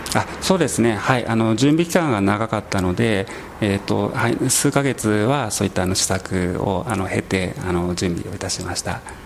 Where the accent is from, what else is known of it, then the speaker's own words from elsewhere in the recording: Kagoshima, Japan; also born or lived in Kodaira, Tokyo; now in Tokyo, Japan; 鹿児島の出身です